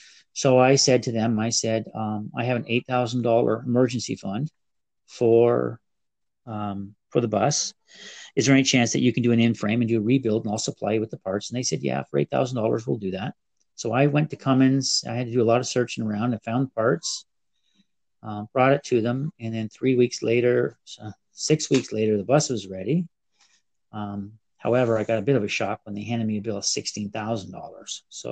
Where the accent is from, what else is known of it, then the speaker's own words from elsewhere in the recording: Canada; Being Canadian makes it a little more difficult because you got to do the conversion and you got to have that money with you.